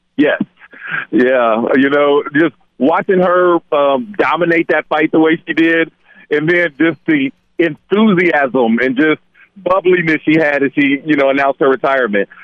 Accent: Dayton, Ohio, United States; I'm, I'm from from Dayton, Ohio.

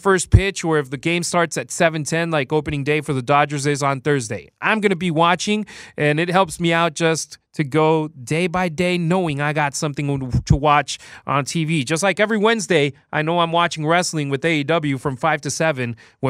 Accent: Los Angeles, California, United States; born there; also born or lived in Mexico; And I'm Mexican-American. I was born in Los Angeles, but I lived in Mexico for 12 years.

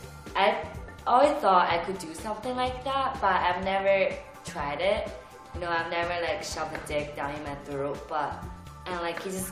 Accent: China; moved away; I'm from China

